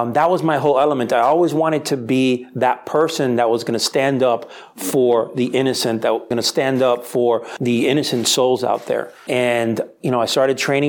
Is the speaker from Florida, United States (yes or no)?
yes; Miami, Florida, United States; also born or lived in Spain; I was born and raised in Miami